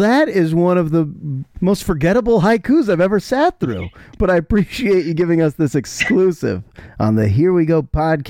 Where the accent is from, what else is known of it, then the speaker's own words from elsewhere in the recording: Bay Area, California, United States; I'm a Bay Area guy.